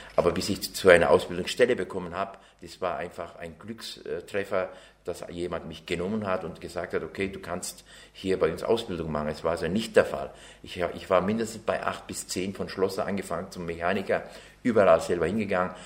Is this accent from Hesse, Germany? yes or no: no; Mainburg, Bavaria, Germany; also born or lived in Ankara, Turkey / Çorum, Turkey; bin ja 1976 nach Deutschland, nach Bayern, nach Mainburg-Buttenhausen hat es geheißen